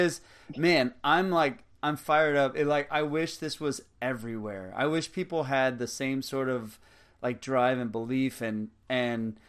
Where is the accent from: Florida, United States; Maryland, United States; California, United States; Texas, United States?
Texas, United States; now in College Station, United States; I grew up in the very tip of Texas on the border of Mexico and right by South Padre Island.